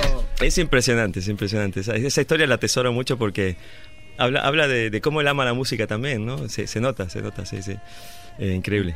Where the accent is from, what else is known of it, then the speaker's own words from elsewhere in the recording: Buenos Aires, Argentina; soy de Buenos Aires